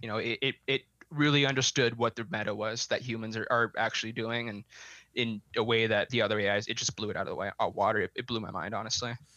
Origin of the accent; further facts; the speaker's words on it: Montana, United States; now in Colorado, United States; I'm originally from Montana